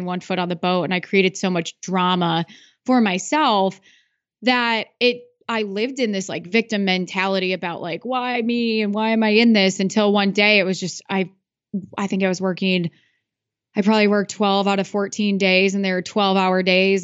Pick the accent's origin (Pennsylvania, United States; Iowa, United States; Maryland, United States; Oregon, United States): Iowa, United States; I'm from Iowa